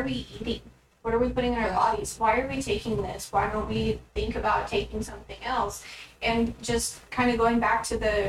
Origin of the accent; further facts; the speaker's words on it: Lubbock, Texas, United States; I'm born and raised in Lubbock